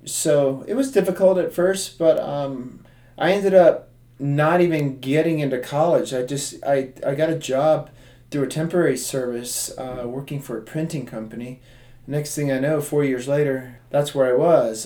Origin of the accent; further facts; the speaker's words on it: Tampa, Florida, United States; I was born and raised in Tampa, Florida